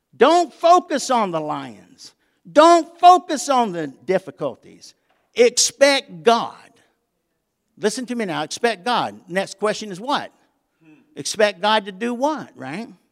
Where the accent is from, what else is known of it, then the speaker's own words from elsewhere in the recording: the South, United States; I'm from the South